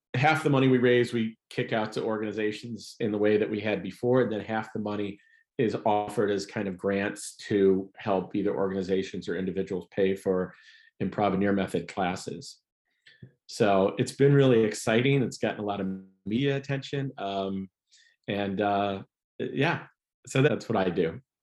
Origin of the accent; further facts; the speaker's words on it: Ohio, United States; moved away as an adult; also born or lived in Chicago; I'm from Ohio